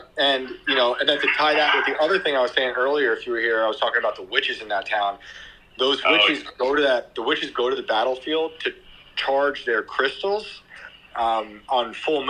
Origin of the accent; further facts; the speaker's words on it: New York, United States; Yeah, that's I grew up near West Point in New York